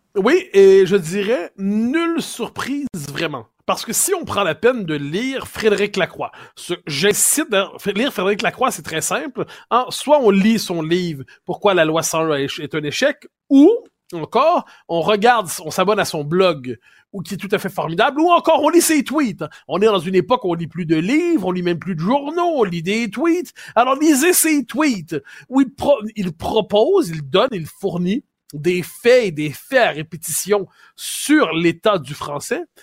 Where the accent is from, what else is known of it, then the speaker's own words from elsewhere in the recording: Quebec, Canada; je suis québécois